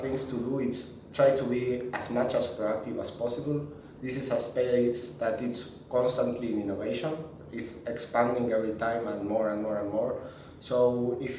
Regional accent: Argentina; I was born in Argentina

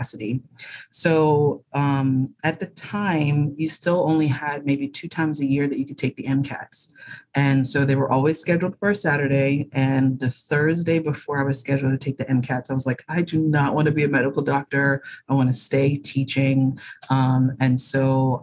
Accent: Bahamas; moved away as an adult; now in United States; I was born and raised in the Bahamas

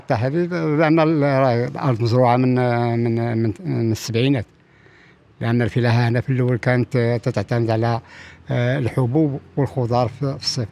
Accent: Morocco; إحنا كمغاربة

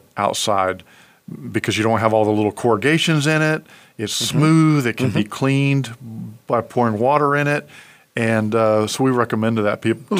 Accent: Washington, United States; moved away; I'm from Washington State originally

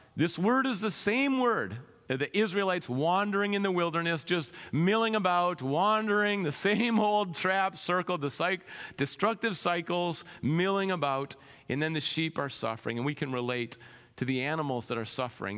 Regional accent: Minnesota, United States; moved away; I grew up in Minnesota.

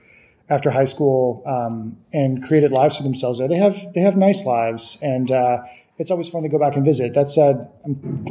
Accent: San Antonio, Texas, United States; So, you know, Texas, growing up in Texas was, you know, it's like any place else where you grew up.

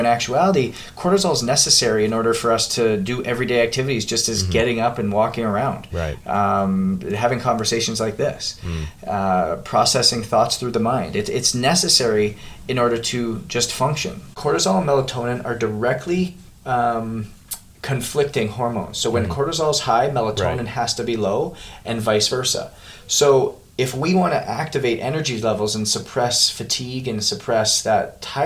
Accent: Canada; moved away as an adult; now in United States; I came from Canada, played junior in Canada, came down to the U.S. on a scholarship

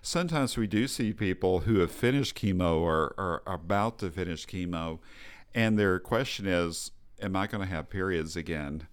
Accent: Texas, United States; I'm from Texas

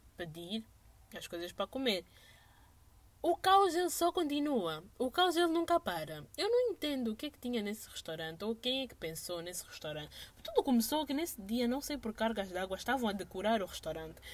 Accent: Angola; we are from Angola

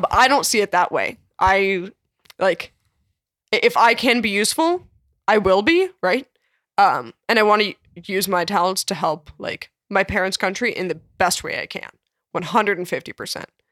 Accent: Ukraine; also born or lived in Canada; now in United States; I was born in Ukraine

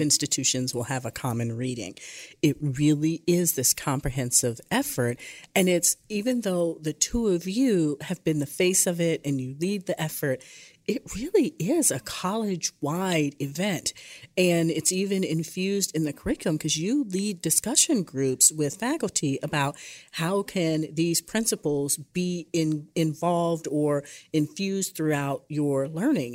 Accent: Michigan, United States; growing up in Michigan

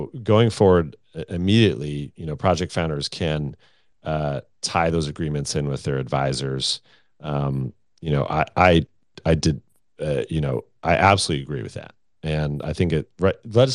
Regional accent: United States; I'm American

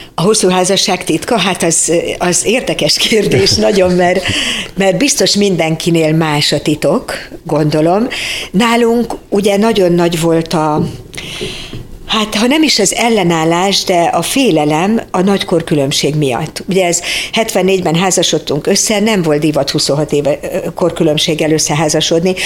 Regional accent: Budapest, Hungary; born or raised there

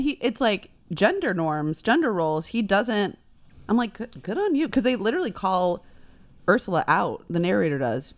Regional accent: Texas, United States; I'm just from Texas

